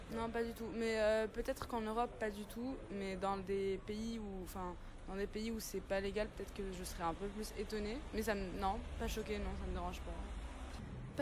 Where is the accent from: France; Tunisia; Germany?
Tunisia; je suis tunisienne